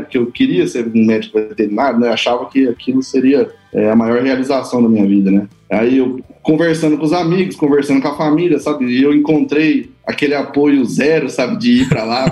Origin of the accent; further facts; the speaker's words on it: Mato Grosso do Sul, Brazil; also born or lived in Campo Grande; eu sou natural de Campo Grande, né, no Mato Grosso do Sul. É, quando tinha três anos de idade, aí, é, houve uma demanda pelo meu pai se migrar para a fazenda do sogro